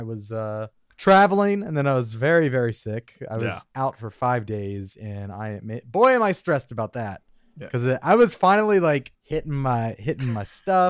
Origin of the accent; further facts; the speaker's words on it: Minnesota, United States; I'm from Minnesota.